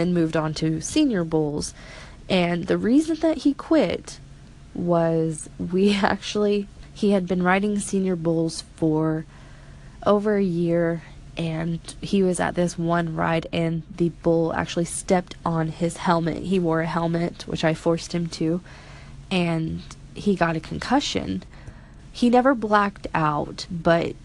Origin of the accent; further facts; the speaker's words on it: Missouri, United States; I'm from Missouri